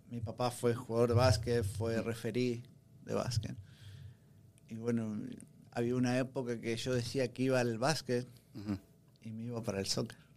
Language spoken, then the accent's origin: Spanish; Uruguay; also born or lived in Massachusetts; now in Austin, United States; es que como uruguayos no hay aquí en Austin, somos poquitos.